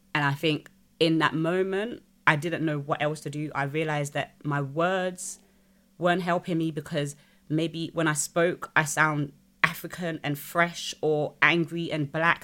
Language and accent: English; United Kingdom; I'm British